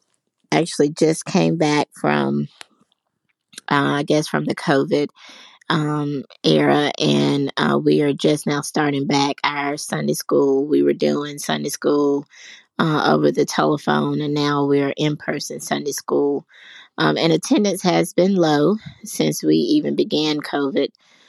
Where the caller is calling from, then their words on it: Pinson, Alabama, United States; I'm calling from Pinson, Alabama.